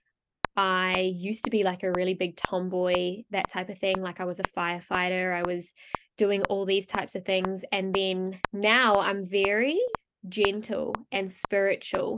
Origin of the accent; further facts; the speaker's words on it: New Zealand; moved away as an adult; also born or lived in France; I grew up in New Zealand and I actually left when I was 18 and I moved over to France